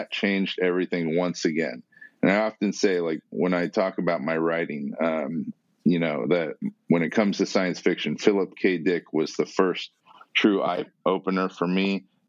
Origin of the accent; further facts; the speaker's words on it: San Diego, California, United States; born there; I was born in San Diego, mostly a normal life. And, you know, we moved around a lot.